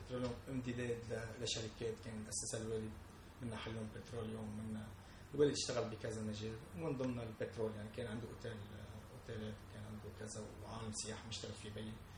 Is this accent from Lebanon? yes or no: yes; Lebanon; نحن كشعب لبناني